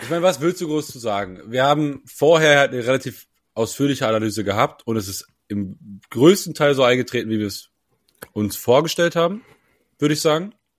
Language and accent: German; Germany; als Deutscher